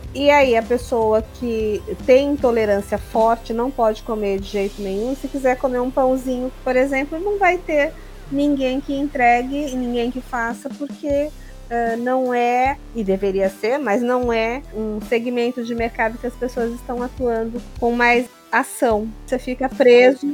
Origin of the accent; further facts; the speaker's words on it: São Paulo, Brazil; nós, como paulistas, a gente tem a sorte de estar assim, num estado que é o cadinho do Brasil